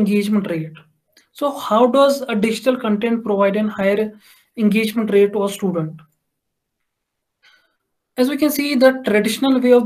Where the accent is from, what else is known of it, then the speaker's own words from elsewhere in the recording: Jammu and Kashmir, India; I'm from Kashmir